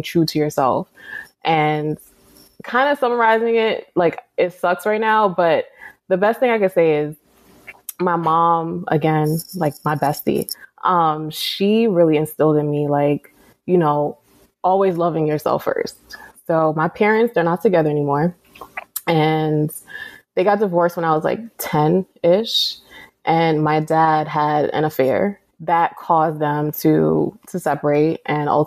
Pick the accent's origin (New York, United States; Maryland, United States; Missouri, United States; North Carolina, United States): New York, United States; New York City; moved away; Born and raised in the Bronx. My mom is Trinidadian